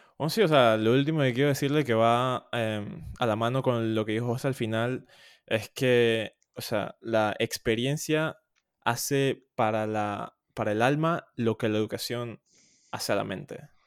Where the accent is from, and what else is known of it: Panama; also born or lived in Louisville, United States